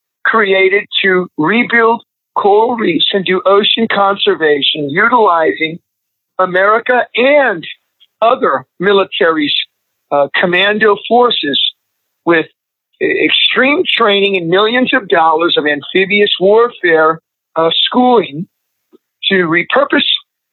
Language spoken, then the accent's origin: English; Missouri, United States; also born or lived in Nebraska / Texas; now in Los Angeles, United States; I grew up in the Midwest, in Missouri, in Nebraska, and also in Texas